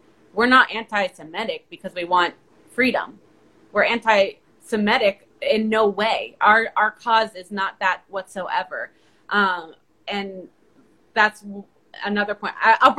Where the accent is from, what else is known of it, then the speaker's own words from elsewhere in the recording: Palestine; now in United States; my home country of Palestine